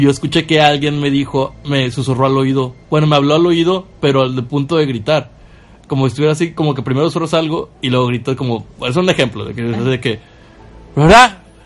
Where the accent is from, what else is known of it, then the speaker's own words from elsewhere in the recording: Ciudad Valles, San Luis Potosí, Mexico; yo soy de Ciudad Valles